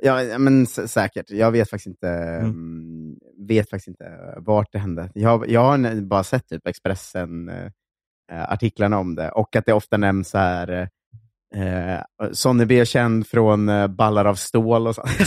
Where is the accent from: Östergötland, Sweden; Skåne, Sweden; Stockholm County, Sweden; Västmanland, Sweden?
Östergötland, Sweden; Linköping; moved away; Östgötakorrespondenten, som är liksom morgontidningen där jag kommer från